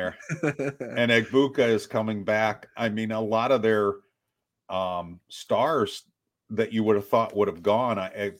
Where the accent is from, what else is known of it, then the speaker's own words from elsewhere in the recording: Ohio, United States; moved away; I grew up in Ohio.